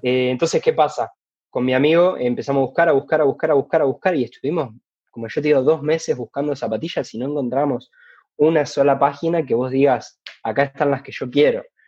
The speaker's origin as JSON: {"language": "Spanish", "town": "Rosario", "region": "Santa Fe", "country": "Argentina", "said": "soy de Rosario"}